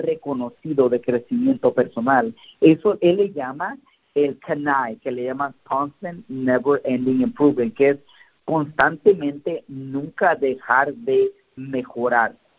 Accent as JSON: {"language": "Spanish", "town": "Santiago Apóstol", "region": "Oaxaca", "country": "Mexico", "tie": "born or raised there", "moved": "yes", "said": "ir donde yo nací, en la casa donde yo nací en Oaxaca, en ah, Santiago Apóstol."}